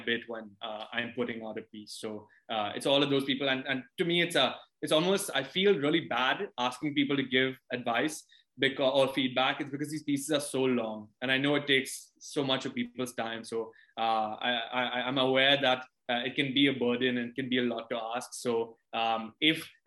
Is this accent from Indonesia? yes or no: no; India; also born or lived in London, United Kingdom; I grew up largely in India